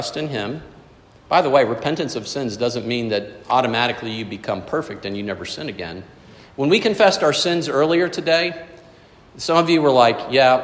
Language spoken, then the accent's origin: English; South Florida, United States; growing up in South Florida